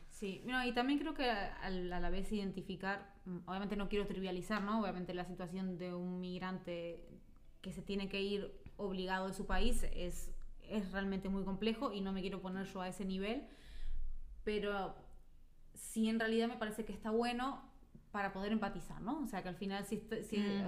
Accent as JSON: {"language": "Spanish", "country": "Uruguay", "moved": "as an adult", "lives_now": "Spain", "said": "la uruguaya"}